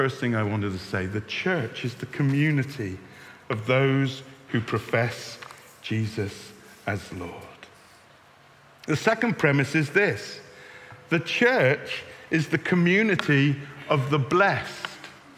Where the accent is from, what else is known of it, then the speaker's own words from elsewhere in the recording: Bristol, South West England, United Kingdom; moved away; I'm from Bristol.